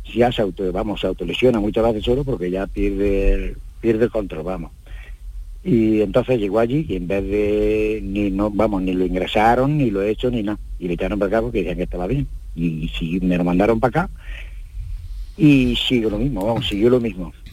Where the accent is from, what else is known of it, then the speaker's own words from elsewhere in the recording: Jaén, Andalusia, Spain; yo soy de Jaén